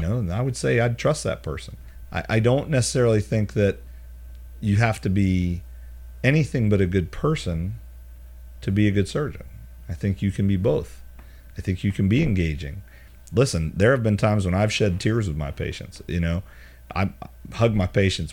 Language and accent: English; Charlotte, North Carolina, United States; now in Birmingham, United States; we grew up in Charlotte